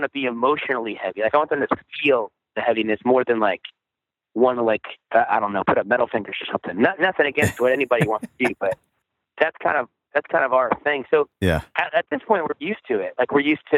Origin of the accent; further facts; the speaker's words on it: Virginia, United States; moved away as an adult; also born or lived in Maryland / Washington, D.C. / Charlotte, North Carolina; I grew up in Virginia